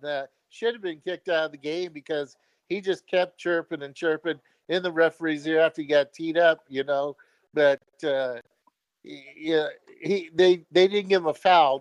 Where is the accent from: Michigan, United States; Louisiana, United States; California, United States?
California, United States; San Mateo; moved away; I'm originally from San Mateo, California